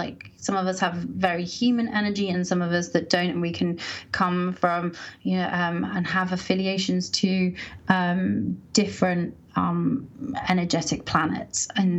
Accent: Colorado, United States; oh, okay, I grew up in Colorado. Like, this is important to me, but I'm being called to kind of step into some of that city energy.

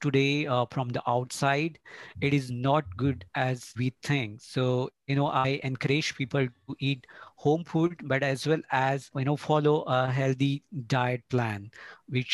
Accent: Belgaum, Karnataka, India; now in Bangalore, India; I am from Belgaum, Karnataka, and I live in Bangalore, and I'm working in Bangalore since last 10 years.

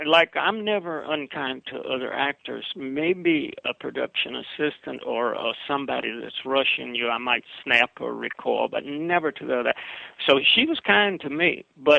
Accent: the South, United States; accent: Southern; also born or lived in Pennsylvania; now in Los Angeles, United States; I love the Southern accent. I can't give it up.

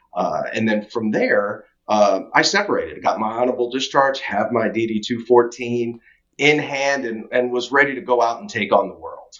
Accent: Tampa, Florida, United States; also born or lived in Philippines; we settled in Tampa, Florida. So, for all intents and purposes, Tampa, Florida, go Bucks, is my home.

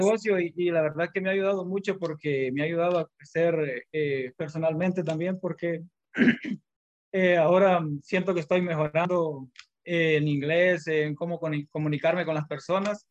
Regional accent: Honduras; moved away as an adult; now in United States; soy de Honduras y llegué aquí a los Estados Unidos hace ocho años

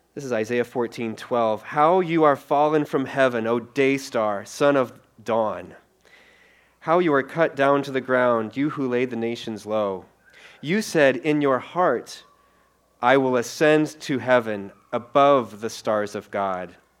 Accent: Iowa, United States; also born or lived in Colorado / Minneapolis; Rosie and I, we're, we're from Iowa

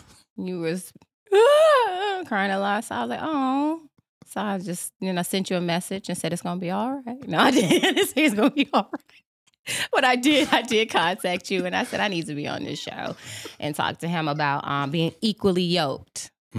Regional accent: Chicago, Illinois, United States

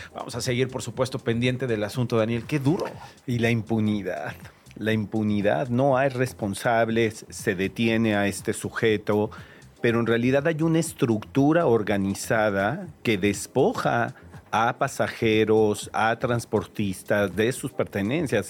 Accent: Ecatepec, State of Mexico, Mexico; Yo crecí en Ecatepec

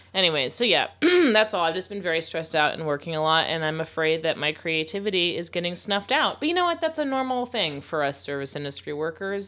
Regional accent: Florida, United States; I'm from Florida.

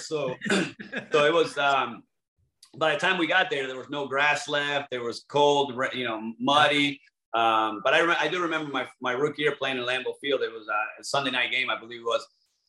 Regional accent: Argentina; English is a second language; We have a huge following in Europe, Mexico. I'm from Argentina.

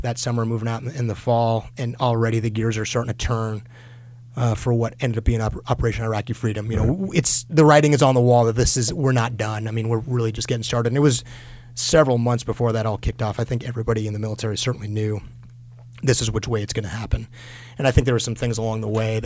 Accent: Southern California, United States; I grew up in Southern California

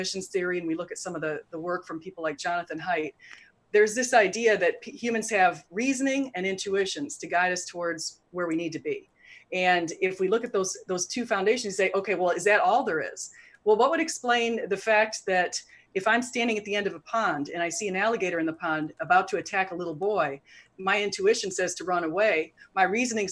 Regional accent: United States; we're both from the United States

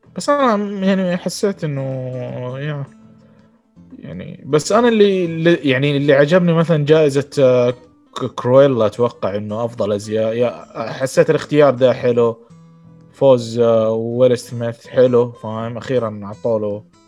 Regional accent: Saudi Arabia; accent: Saudi; اتكلم بلهجتي فاهم كذا سعودي

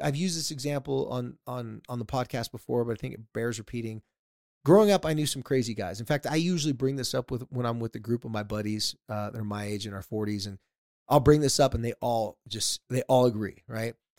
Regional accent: San Diego, California, United States; I grew up in San Diego

